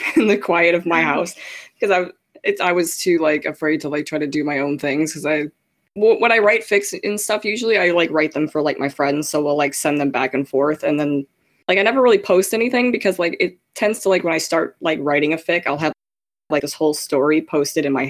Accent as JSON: {"language": "English", "town": "Chicago", "region": "Illinois", "country": "United States", "said": "I'm originally from Chicago, Illinois, and now I live in the middle of Illinois, surrounded by cornfields"}